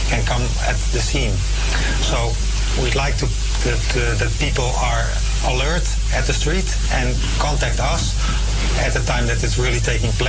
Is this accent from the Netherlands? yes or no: yes; Amsterdam, North Holland, Netherlands; So I'm from Amsterdamse Poort, but there is one at Venserpolder, there is one at uh, the FD-buurt.